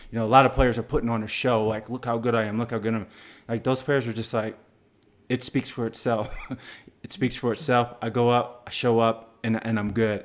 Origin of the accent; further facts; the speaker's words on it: Blue Springs, Missouri, United States; the Blue Springs High School, my hometown